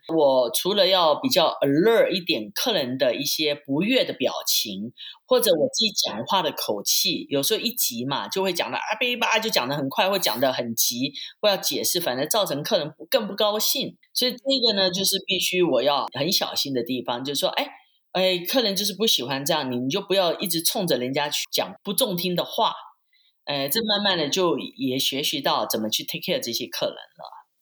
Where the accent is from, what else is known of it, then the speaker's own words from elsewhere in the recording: Taipei, Taiwan; moved away as an adult; also born or lived in Switzerland; now in Las Vegas, United States; 我是从台湾来